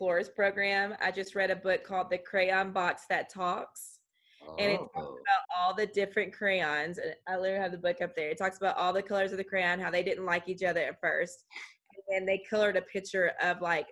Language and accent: English; United States; accent: country